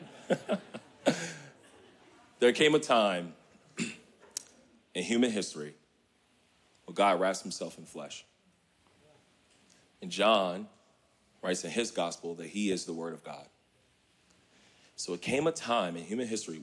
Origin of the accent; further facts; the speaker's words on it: Richmond, Virginia, United States; now in Kalamazoo, United States; Growing up here in Richmond, inner city